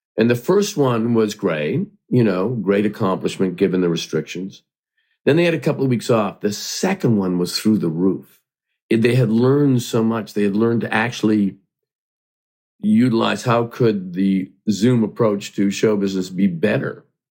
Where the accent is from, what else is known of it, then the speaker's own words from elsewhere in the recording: Hamilton, Ontario, Canada; I grew up in Hamilton, Ontario, Canada, and I only watched American television.